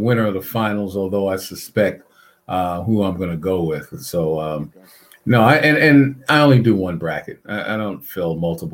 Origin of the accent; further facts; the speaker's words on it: New York City, New York, United States; also born or lived in Boston; my hometown, Brooklyn, New York